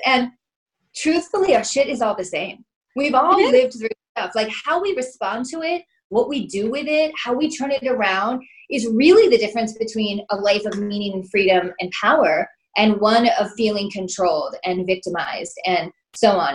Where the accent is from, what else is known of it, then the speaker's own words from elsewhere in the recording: Illinois, United States; moved away as an adult; also born or lived in Southern California; I was from Illinois